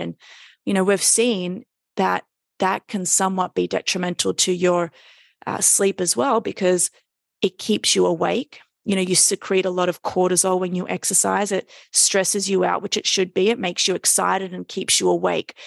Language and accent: English; Sydney, New South Wales, Australia; moved away as an adult; now in New York City, United States; I live in New York City, but I am Australian from Sydney